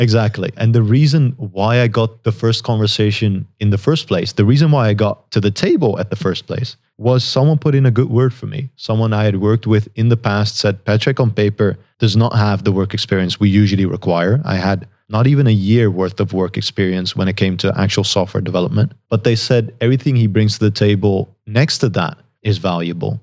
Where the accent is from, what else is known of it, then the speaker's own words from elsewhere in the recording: Netherlands; first language Dutch; English is a second language; I, I'm natively Dutch. I grew up in the Netherlands.